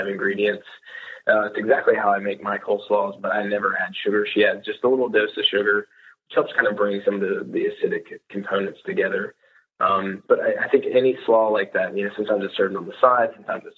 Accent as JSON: {"language": "English", "region": "the South", "country": "United States", "tie": "born or raised there", "said": "born and raised in the South"}